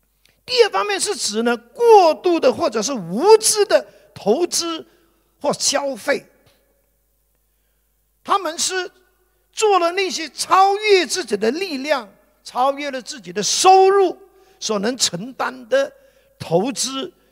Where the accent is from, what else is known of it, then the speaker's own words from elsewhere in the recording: Guangdong, China; 就好像我们广东人所讲的，没有那么大的头，就想要戴这么大的帽子。